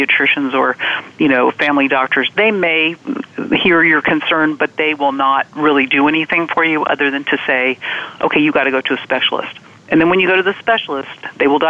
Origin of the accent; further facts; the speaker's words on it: Virginia, United States; I'm from Virginia